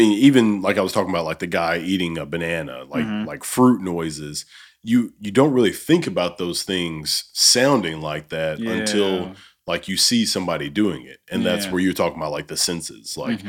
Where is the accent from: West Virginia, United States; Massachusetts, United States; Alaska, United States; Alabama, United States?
Alabama, United States; moved away as an adult; also born or lived in Minot, North Dakota; And I'm from Alabama.